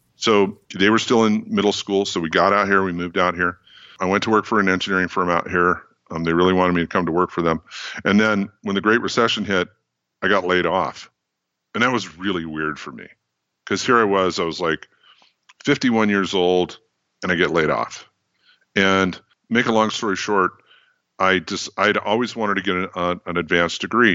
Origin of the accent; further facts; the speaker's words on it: Bay Area, California, United States; also born or lived in Grass Valley, California; I was born and raised in the Bay Area, in California